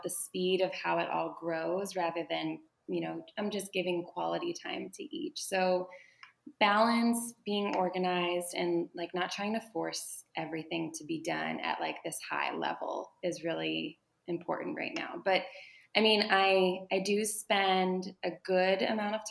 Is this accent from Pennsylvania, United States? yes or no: yes; Pittsburgh, Pennsylvania, United States; now in Baltimore, United States; I'm from Pittsburgh. I live in Baltimore, Maryland.